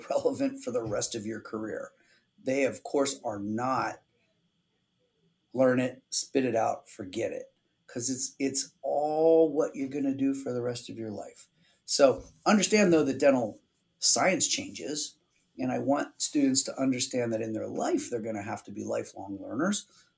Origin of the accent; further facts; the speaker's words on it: Pennsylvania, United States; now in Arizona, United States; I grew up in Pennsylvania, we had great snow in the winter to make snowmen